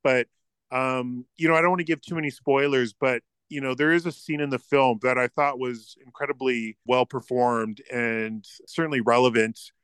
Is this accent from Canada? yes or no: yes; Canada